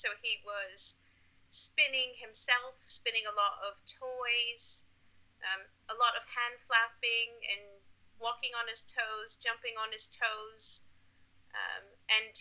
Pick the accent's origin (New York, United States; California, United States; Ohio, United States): New York, United States; Buffalo; now in Norwich, United Kingdom; I was previously born and raised in Buffalo, New York.